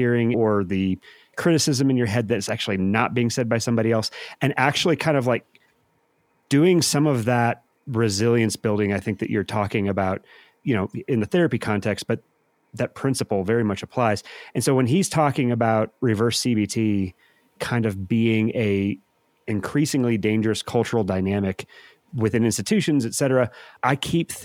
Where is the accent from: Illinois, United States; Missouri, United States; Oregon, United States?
Missouri, United States; St. Louis; I'm from St. Louis